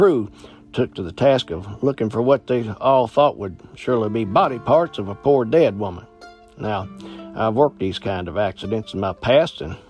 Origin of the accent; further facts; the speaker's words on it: Virginia, United States; I've spent many hours walking on the old Cripple Creek line in my hometown, Virginia